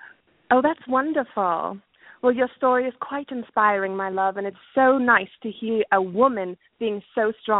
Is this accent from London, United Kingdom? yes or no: yes; London, United Kingdom; I'm from London.